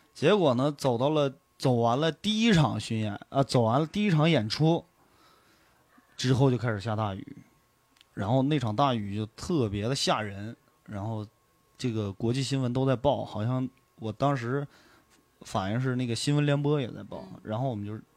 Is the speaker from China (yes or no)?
yes; Hailar, Inner Mongolia, China; 一米河，呃，是我老家的一条河嘛，就是嗯。那个呼伦贝尔海拉尔